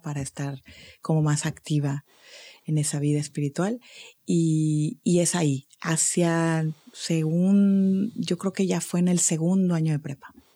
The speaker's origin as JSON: {"language": "Spanish", "town": "Monterrey", "region": "Nuevo León", "country": "Mexico", "tie": "born or raised there", "also_born_or_lived": "Cancún", "moved": "as an adult", "said": "yo nací aquí en Monterrey en el año 1970 y eh, pues crecí aquí toda mi infancia, adolescencia"}